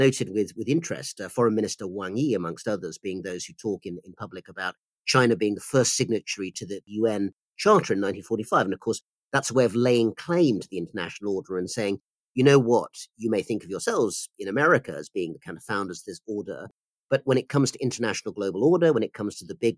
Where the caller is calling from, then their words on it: United Kingdom; I'm speaking from the United Kingdom.